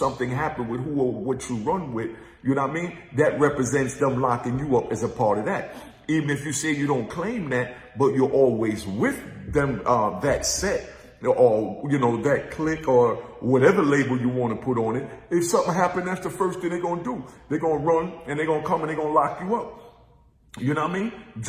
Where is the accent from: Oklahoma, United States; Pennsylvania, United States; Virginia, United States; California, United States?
Virginia, United States; I ain't from New York. I'm from Virginia. I caught my case in Virginia.